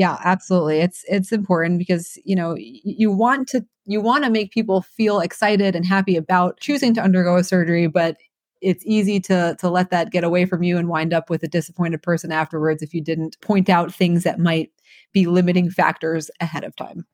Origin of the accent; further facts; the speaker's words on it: New Jersey, United States; moved away as an adult; also born or lived in New York / Birmingham, Alabama; now in Nashville, United States; I'm from New Jersey, so um, I wanted to be there for my my residency training close to home.